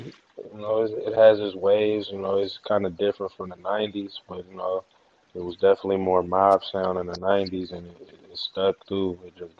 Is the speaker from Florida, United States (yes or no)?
no; Vallejo, California, United States; I'm from the V-A-L-L-E-J-O.